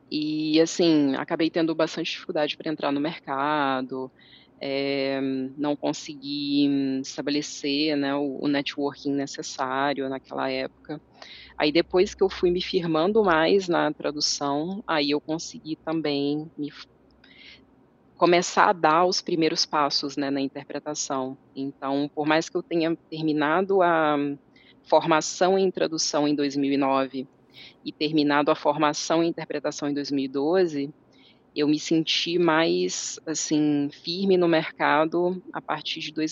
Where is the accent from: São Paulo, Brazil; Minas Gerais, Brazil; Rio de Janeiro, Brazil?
Minas Gerais, Brazil; Coronel Fabriciano; also born or lived in Timóteo / Belo Horizonte; Eu sou mineira do interior de Minas. Eu nasci em uma cidade chamada Timóteo e eu cresci em Coronel Fabriciano, que é a cidade onde eu estou agora